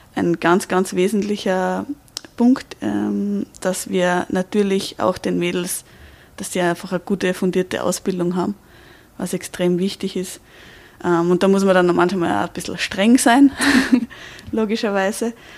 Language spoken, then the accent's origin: German; Austria; bei uns in Österreich